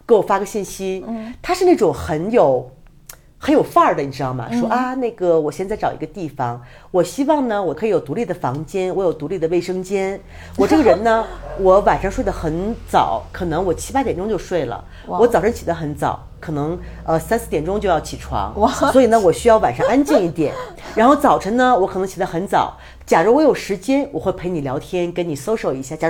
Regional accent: China; 然后呢，当时他来的那天晚上，正好我和我一个朋友，一个香港女孩，我们在做饭。因为你做饭，我们中国人就是我不可能我做饭让你看着

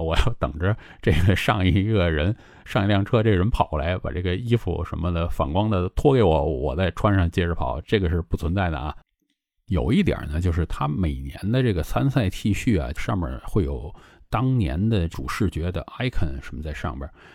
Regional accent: China; 对于我们中国人来讲

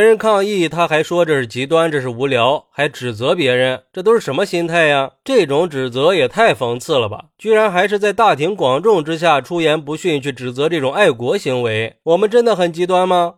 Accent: China; 作为一个中国人

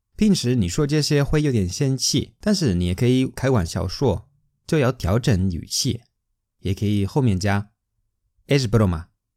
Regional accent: Spain; Chinese is a second language; 我们西班牙人吃饭的时候和你们不一样的

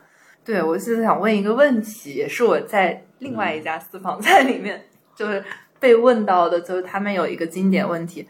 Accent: Jiangxi, China; 对，这跟我一个作为一个江西人不怎么能吃辣也是差差不多的丢人。

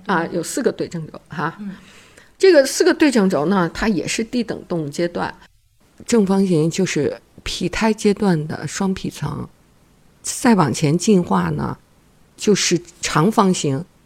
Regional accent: China; 那我们中国人的创新是根本的创新

